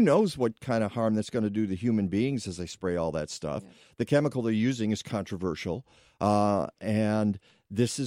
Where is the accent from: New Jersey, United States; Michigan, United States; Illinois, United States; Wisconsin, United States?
Michigan, United States; Detroit; I'm suburbs of Detroit